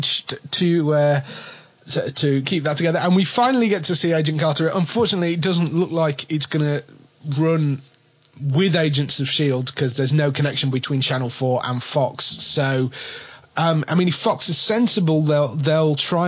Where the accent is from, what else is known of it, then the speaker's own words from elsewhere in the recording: England, United Kingdom; But we're English.